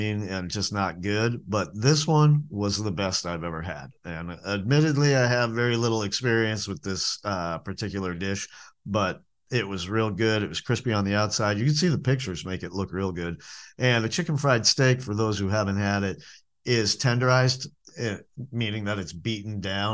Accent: New England, United States; moved away; the diner food that I grew up eating in New England

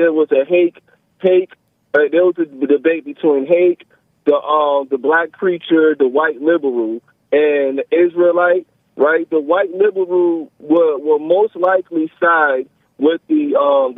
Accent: United States; I was born in America

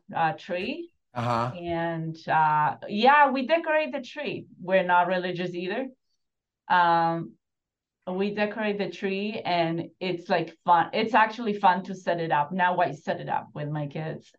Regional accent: Buenos Aires, Argentina; now in United States; I grew up in Argentina, Buenos Aires, in apartment buildings, different ones

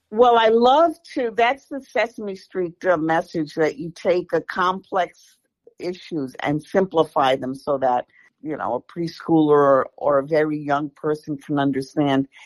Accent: New York City, New York, United States; I was born and raised in the Bronx

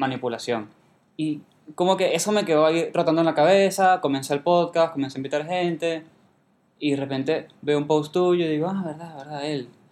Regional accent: Venezuela; moved away; soy de Venezuela

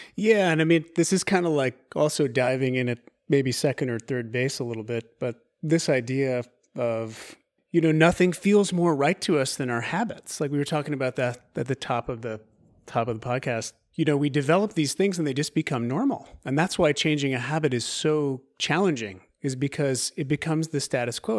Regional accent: Eugene, Oregon, United States; moved away; also born or lived in Montana / Los Angeles / New York; I was born in the Pacific Northwest in, in Eugene, Oregon

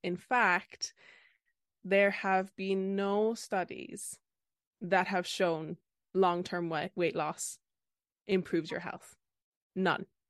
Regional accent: Ireland; I'm that Irish dietitian on Instagram

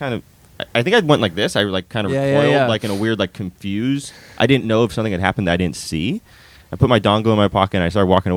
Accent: California, United States; I'm from California

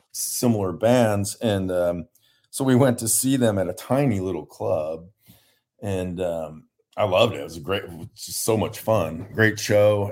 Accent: Ohio, United States; now in San Diego, United States; I'm from Ohio

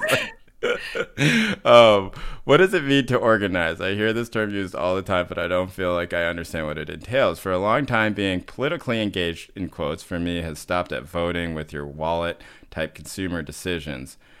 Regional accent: the South, United States; moved away; also born or lived in Boston; growing up in the South

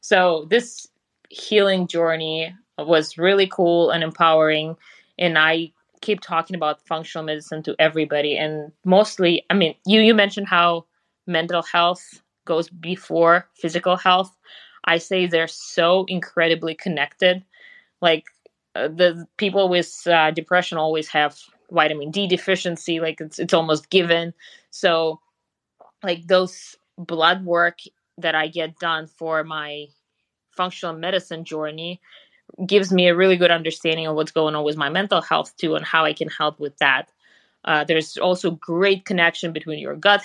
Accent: Siberia, Russia; English is a second language; moved away as an adult; now in Austin, United States; growing up in Russia, in Siberia specifically, I somehow got into sailing, which is funny because the lake in my hometown was frozen for 8 months out of the year

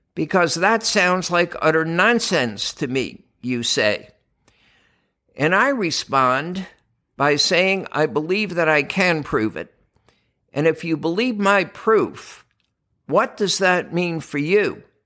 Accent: New York, United States; moved away; also born or lived in Boston / Pittsburgh; growing up in New York and then later on in Boston and in Pittsburgh

